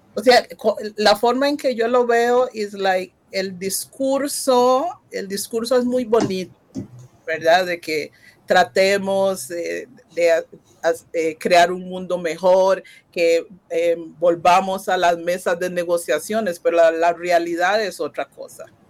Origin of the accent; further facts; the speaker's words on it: Costa Rica; Yo soy costarricense